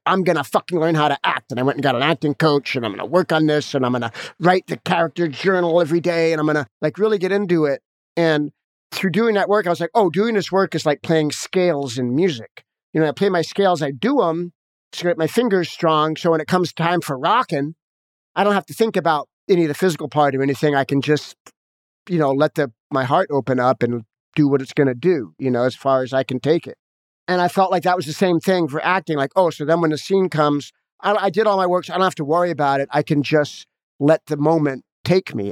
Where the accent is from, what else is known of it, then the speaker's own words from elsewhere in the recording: Los Angeles, California, United States; I grew up in Hollywood with a, a heroin addict, jazz musician parent